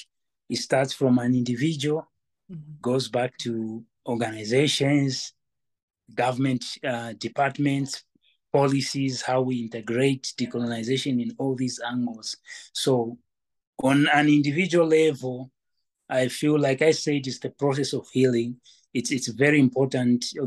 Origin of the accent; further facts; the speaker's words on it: Western Province, Zambia; also born or lived in Lusaka, Zambia / Copperbelt Province, Zambia; I'm one of the people that grew up in the rural setup of Zambia. And I was born actually in Lusaka. And when I was like in grade 2, that's when I went to Western Province to start learning Lozi and other languages